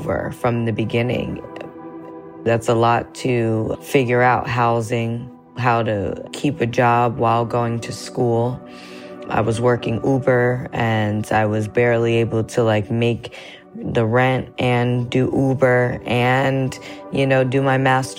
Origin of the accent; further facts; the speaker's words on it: Somerville, New Jersey, United States; now in Newark, United States; I'm in Newark, New Jersey. I'm originally from Somerville, New Jersey, which is about 30 minutes south